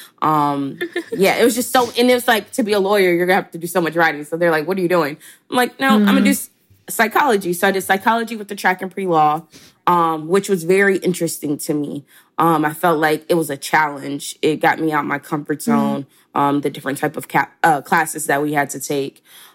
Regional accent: Chattanooga, Tennessee, United States; moved away as an adult; also born or lived in Atlanta, Georgia; I'm from Chattanooga, Tennessee. I graduated high school at 17 and then I moved down to Atlanta to attend Spelman College

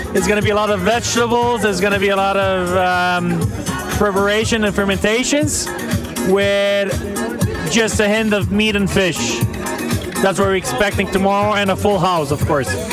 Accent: Slovenia; We're coming from Slovenia, from the restaurant Grich.

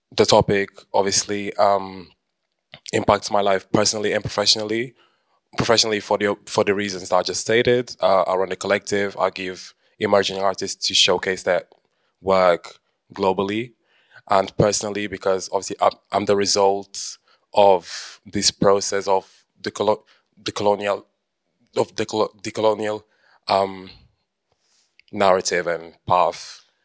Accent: Lisbon, Portugal; I was born in Lisbon to bissau parents.

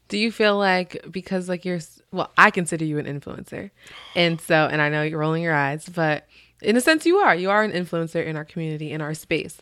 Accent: Albany, United States; I'm from Albany. Born and raised

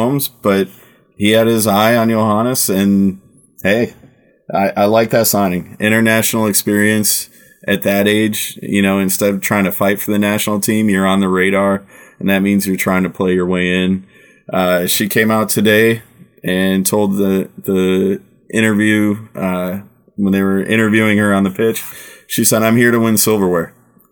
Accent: United States; now in Germany; I'm American. I struggle with German for the amount of time I live there

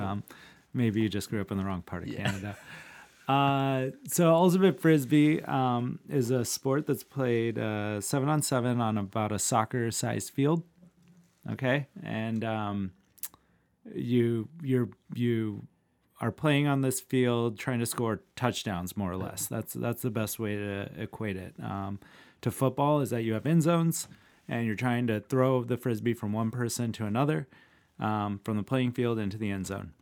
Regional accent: Iowa City, Iowa, United States; And I'm from Iowa City, Iowa

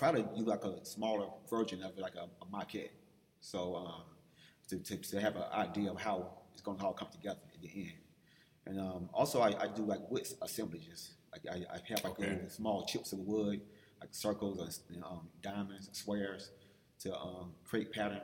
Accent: Atlanta, Georgia, United States; I'm from Atlanta

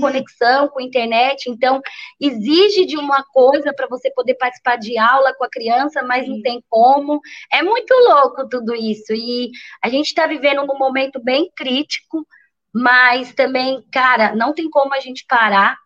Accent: São Paulo, Brazil; moved away as an adult; now in Bertioga, Brazil; nasci, fui criada, que é o Paraisópolis Zona Sul, que é uma também uma grande periferia lá de São Paulo também.

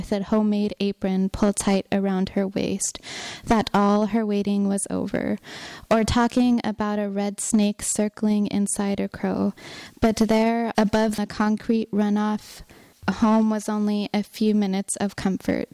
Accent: Gallup, New Mexico, United States; I'm from Gallup, New Mexico

